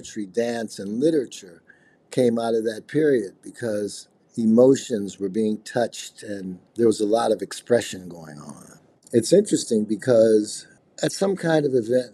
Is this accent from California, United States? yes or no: no; Chicago, Illinois, United States; I'm from Chicago, and I'm a multimedia artist.